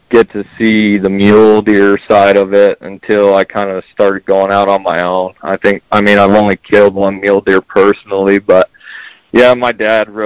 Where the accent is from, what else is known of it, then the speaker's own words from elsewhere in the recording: Tucson, Arizona, United States; I'm born and raised in Tucson. I'm still here